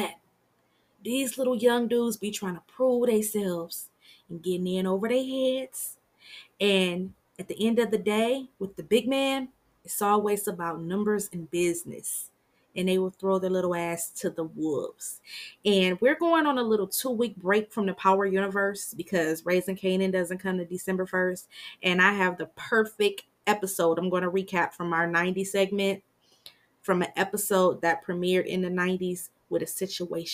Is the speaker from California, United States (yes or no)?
no; Michigan, United States; I'm from Michigan